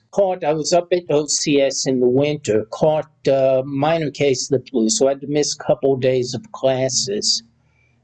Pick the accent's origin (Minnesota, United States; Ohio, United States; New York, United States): New York, United States; I was Black and from New York